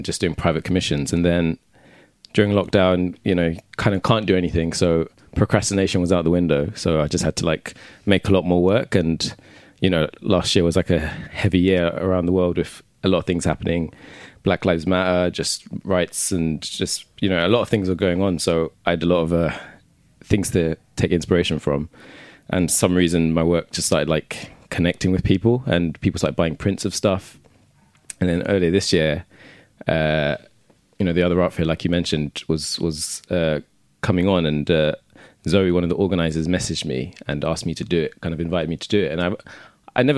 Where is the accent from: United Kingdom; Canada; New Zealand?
United Kingdom; London; also born or lived in Hackney; I live in Hackney, mm-hmm. but I'm from Southeast London